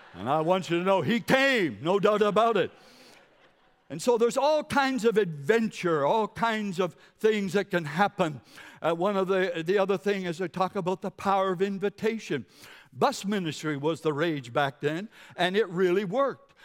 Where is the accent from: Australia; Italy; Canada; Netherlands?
Canada; Carleton County, New Brunswick; also born or lived in Monticello, Maine; now in Moncton, Canada; I'm from New Brunswick, Carlton County